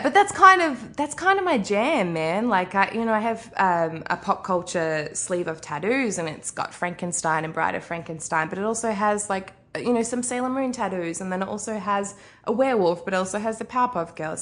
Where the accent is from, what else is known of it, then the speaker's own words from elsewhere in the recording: Arrowtown, Otago, New Zealand; moved away; also born or lived in Australia; I grew up in New Zealand, uh, which you mentioned, grew up in Arrowtown, which is basically a street, um, just outside of Queenstown